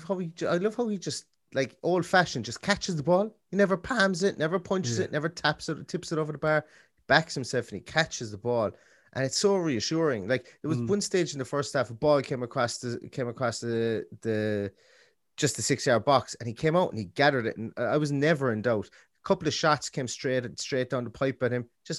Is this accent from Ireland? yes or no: yes; Ireland; we're two fellas from Ireland, so we don't have to walk into work and get shit from Wolves fans.